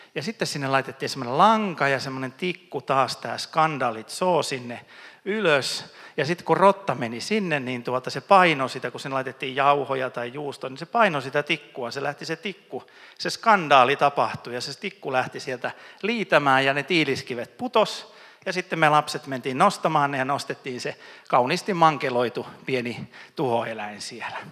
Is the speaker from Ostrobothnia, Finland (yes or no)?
yes; Ostrobothnia, Finland; Mä oon pohjalainen